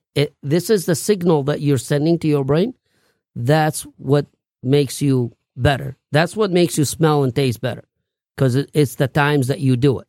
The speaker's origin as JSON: {"language": "English", "town": "Baghdad", "region": "Baghdad Governorate", "country": "Iraq", "tie": "born or raised there", "moved": "yes", "said": "I grew up in Baghdad"}